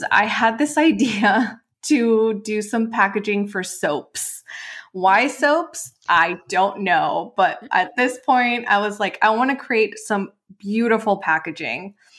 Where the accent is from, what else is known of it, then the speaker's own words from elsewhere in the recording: Mexico; moved away as an adult; also born or lived in Los Angeles; actually born and raised in Mexico.